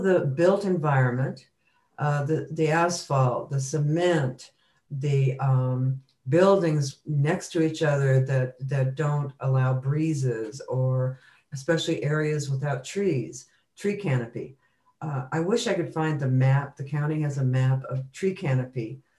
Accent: Tucson, Arizona, United States; moved away as an adult; also born or lived in San Francisco; I grew up in Tucson

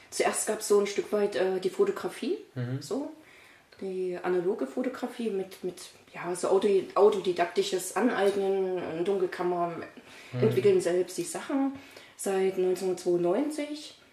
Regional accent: Dresden, Saxony, Germany; now in Leipzig, Germany; Okay, ursprünglich ähm, bin ich aus Dresden, mhm. äh, habe da jahrelang gelebt und seit 2018 bin ich nach Leipzig umgezogen.

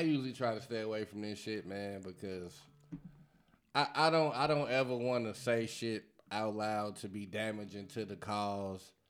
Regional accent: Chicago, Illinois, United States; I'm from Chicago

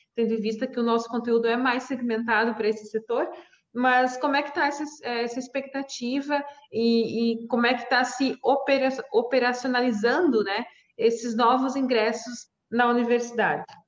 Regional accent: Santa Catarina, Brazil; eu sou Catarina, sou aí da região também

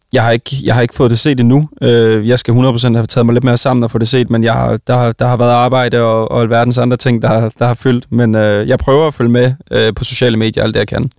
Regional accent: Vejle, Southern Denmark, Denmark; jeg kommer jo fra Vejle

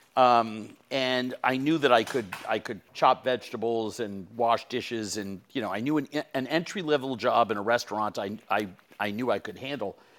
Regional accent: New York City, New York, United States; I'm from New York City

